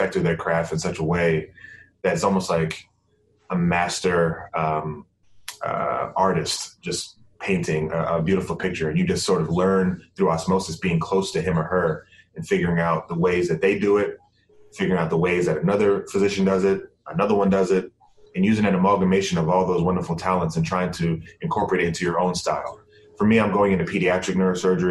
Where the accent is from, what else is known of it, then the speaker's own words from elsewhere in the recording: Bahamas; moved away; I'm from the Bahamas and have always wanted to, give back to my home country